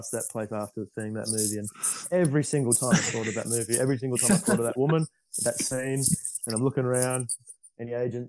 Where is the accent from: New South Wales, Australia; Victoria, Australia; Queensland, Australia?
New South Wales, Australia; Sydney; growing up in Sydney